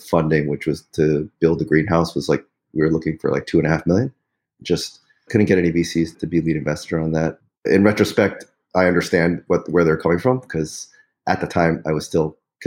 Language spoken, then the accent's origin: English; New York City, New York, United States; moved away as an adult; also born or lived in Pittsburgh, Pennsylvania; now in northern New Jersey, United States; I grew up in Forest Hills, New York.